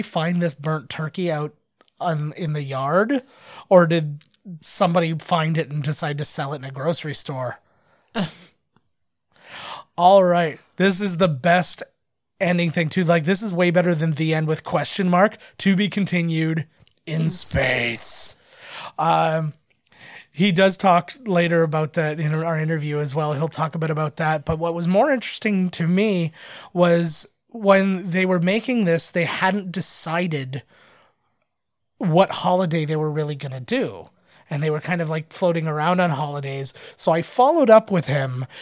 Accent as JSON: {"language": "English", "country": "Canada", "said": "I'm Canadian"}